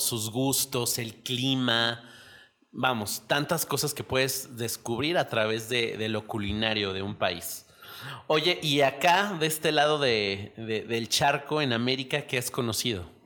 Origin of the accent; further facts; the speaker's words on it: Mexico; aquí en México